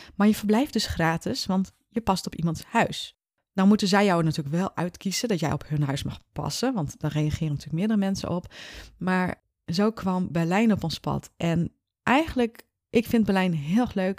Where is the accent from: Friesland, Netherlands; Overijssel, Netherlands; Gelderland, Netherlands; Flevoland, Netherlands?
Friesland, Netherlands; Leeuwarden; ik kom uit Leeuwarden, Friesland